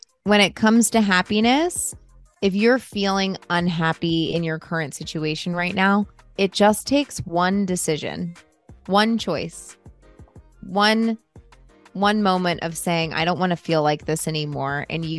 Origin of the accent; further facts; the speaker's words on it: United States; Being an American is extremely individualistic, and we only care about ourselves.